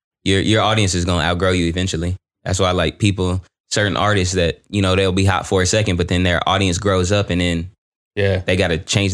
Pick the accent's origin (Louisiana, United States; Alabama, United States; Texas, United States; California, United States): Texas, United States; San Antonio; also born or lived in Los Angeles; I'm from San Antonio, but my pops is military. So, so you kind of moved around a little bit. Yeah. And then I went to college and then I lived in LA and I've been everywhere.